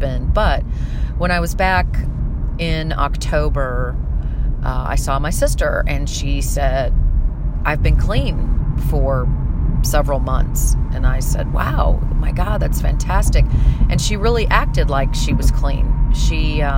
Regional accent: St. Louis, Missouri, United States; moved away; I recently flew back to St. Louis, which is my hometown

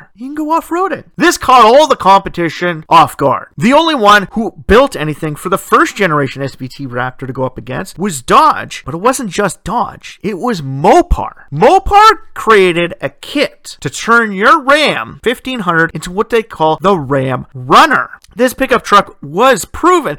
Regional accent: Ontario, Canada; My hometown set the precedence for the province of Ontario, creating what they call the street racing law.

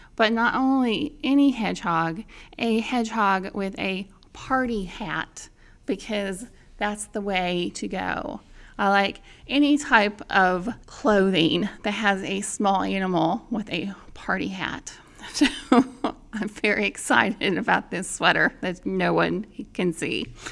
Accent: Indiana, United States; in my home state of Indiana

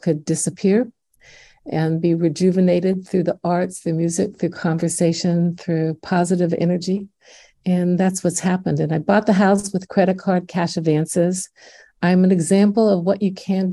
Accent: Indiana, United States; accent: Midwestern; now in Washington, D.C., United States; growing up in Indiana

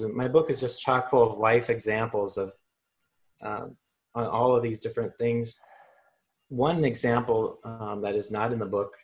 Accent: Midwest, United States; growing up in the Midwest, I had a workaholic dad.

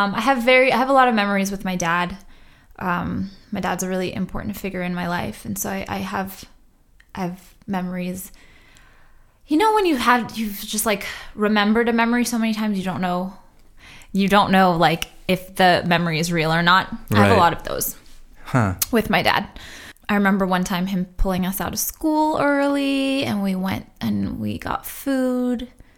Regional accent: Boston, Massachusetts, United States; born there; also born or lived in Trinidad; I didn't actually like move to the States until I was 7 or so. Okay. But I am a. Yeah, I was born in Boston.

